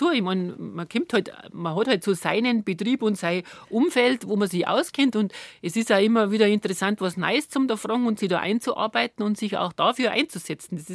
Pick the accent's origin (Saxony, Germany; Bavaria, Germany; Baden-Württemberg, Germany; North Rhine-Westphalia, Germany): Bavaria, Germany; das ist eigentlich das, was mich als als Bayerin antreibt